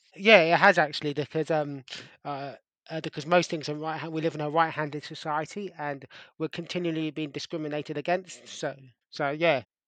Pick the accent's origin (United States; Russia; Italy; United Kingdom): United Kingdom; London; growing up in Wimbledon